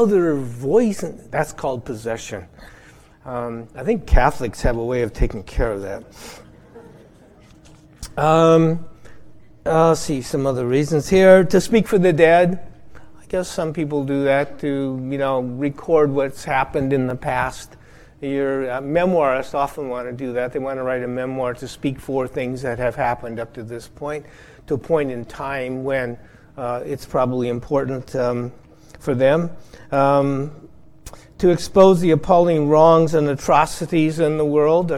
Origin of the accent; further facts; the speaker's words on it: Iowa, United States; I grew up in Iowa